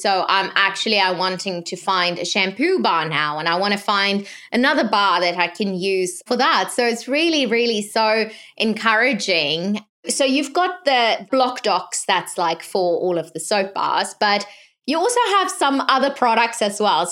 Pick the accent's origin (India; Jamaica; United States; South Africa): South Africa; growing up in South Africa